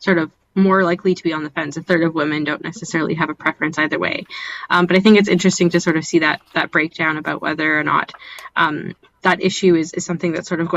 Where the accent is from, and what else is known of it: Canada